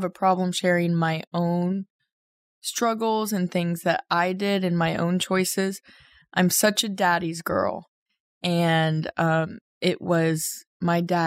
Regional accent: The Colony, Texas, United States; In the colony, Texas. So just a suburb right outside of Dallas

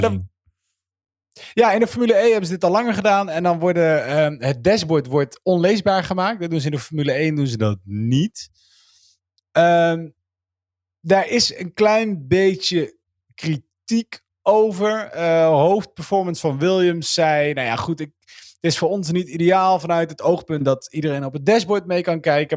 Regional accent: North Brabant, Netherlands; now in Gelderland, Netherlands; ik ben in Brabant geboren vriend en ik woon in Gelderland.

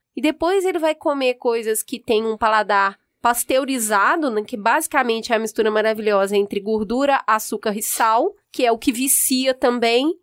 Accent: Minas Gerais, Brazil; Eu, como uma boa mineira

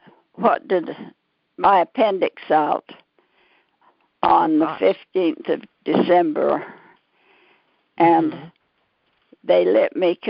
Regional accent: Pleasant Grove, United States; I was born and raised in Pleasant Grove

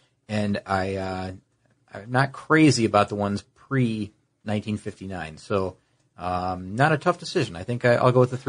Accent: Indianapolis, Indiana, United States; I grew up in Indianapolis or at a critical time, I was in Indianapolis and around the racetrack.

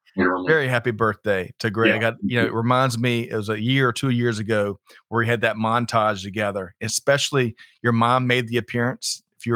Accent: Aiken, South Carolina, United States; That was an acronym we grew up with in Aiken, South Kakalaki.

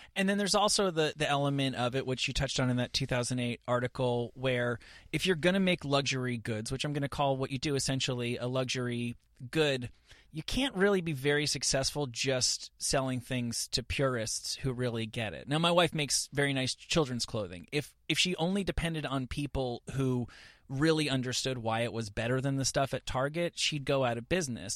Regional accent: New Jersey, United States; now in Los Angeles, United States; I was raised in New Jersey

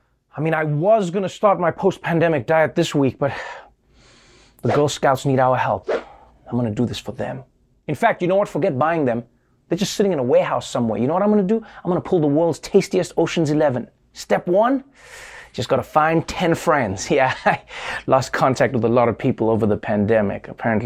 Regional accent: New York, United States; And as a New Yorker, I'm furious about the tables no longer being 6 feet apart.

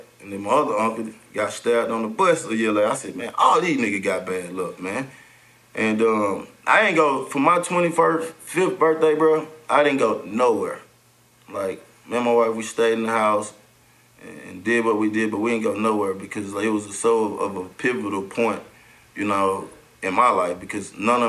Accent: Atlanta, Georgia, United States; Everybody, I grew up in Bankhead Projects, where … them from.

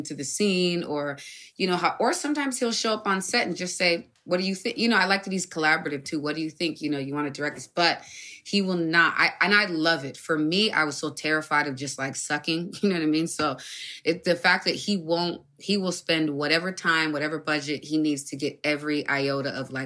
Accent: San Diego, California, United States; Southeast San Diego

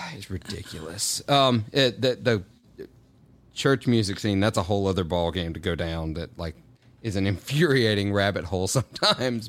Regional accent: Clarksdale, Mississippi, United States; moved away as an adult; also born or lived in Murfreesboro, Tennessee; I grew up in Clarksdale, Mississippi

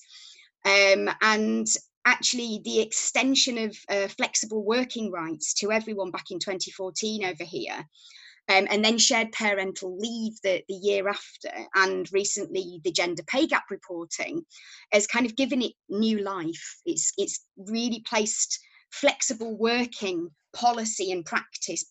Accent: Yorkshire and the Humber, United Kingdom; now in Cambridge, United Kingdom; you probably won't be able to tell from my accent, but I'm from Yorkshire

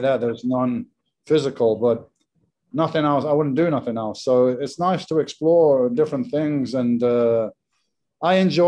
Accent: England, United Kingdom; moved away as an adult; now in Spain; I'm English

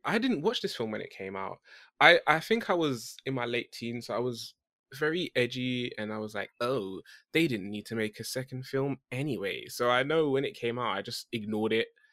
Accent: United Kingdom; I'm that British guy

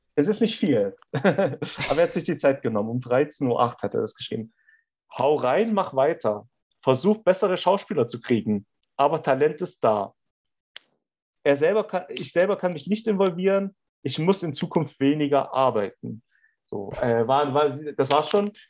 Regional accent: Germany

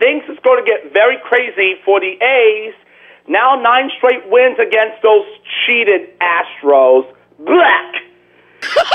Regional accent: New York City, New York, United States; born or raised there

